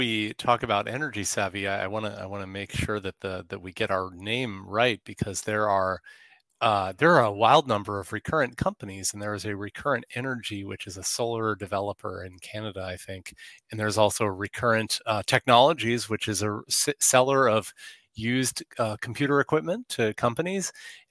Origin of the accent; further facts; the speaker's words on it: New Jersey, United States; born there; also born or lived in Houston / Pacific Northwest; I was born in New Jersey.